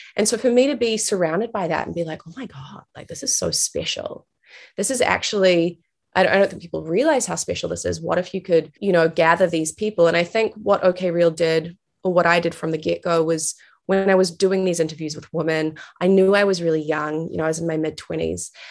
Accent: New Zealand; moved away as an adult; also born or lived in New York; I'm originally from New Zealand. That's where I am right now. Uh, it's where I grew up.

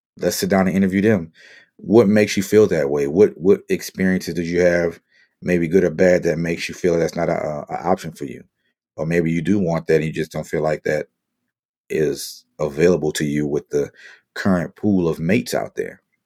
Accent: Marrero, Louisiana, United States; moved away as an adult; also born or lived in Asia / Europe / Midwest / Southeast; now in Las Vegas, United States; Born and raised in the West Bank of New Orleans. Shout out to my people in Marrero, my Louisiana family.

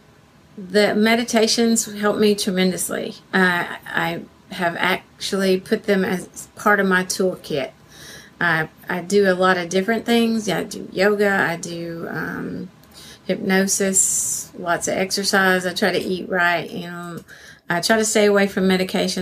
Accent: Arkansas, United States; I'm from Arkansas, USA.

